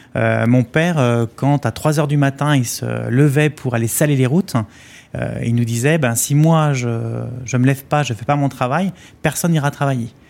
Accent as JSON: {"language": "French", "town": "Vitré", "region": "Brittany", "country": "France", "tie": "born or raised there", "said": "c'était 75 maisons pareilles, un programme social de la ville de Vitré, là d'où je viens"}